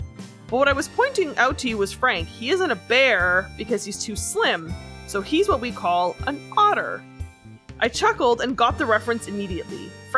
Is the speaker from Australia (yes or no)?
yes; Australia; when I go overseas, I'm known as a koala bear because I'm from Australia.